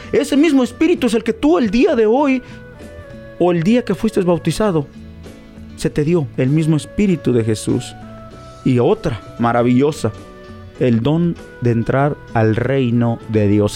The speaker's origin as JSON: {"language": "Spanish", "country": "Mexico", "moved": "yes", "said": "Nosotros los mexicanos, ya que soy mexicano"}